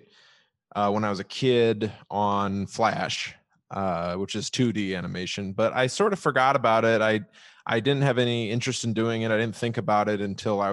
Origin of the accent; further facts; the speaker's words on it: Chicago, Illinois, United States; I'm from Chicago, south side of Chicago